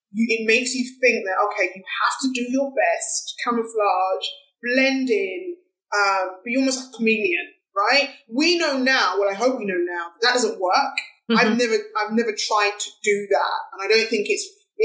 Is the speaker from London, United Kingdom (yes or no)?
yes; London, United Kingdom; I was born in Hackney, East London, I'm British.